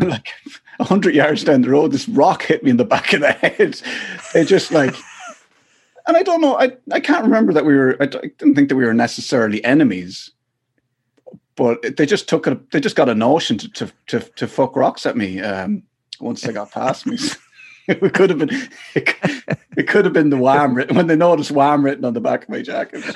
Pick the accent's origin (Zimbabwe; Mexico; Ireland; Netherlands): Ireland; Athlone, Leinster; I grew up in Athlone mostly.